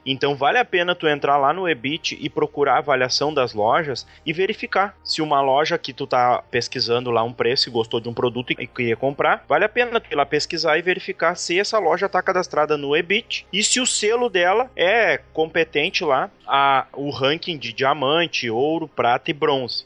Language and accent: Portuguese; Brazil; aqui da nossa cidade, aqui da minha terra